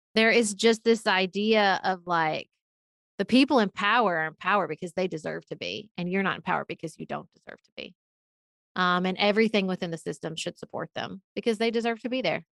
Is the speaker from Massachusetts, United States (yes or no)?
no; Paducah, Kentucky, United States; moved away as an adult; also born or lived in Washington, D.C.; I live in Paducah, Kentucky. It's my hometown. It's where I grew up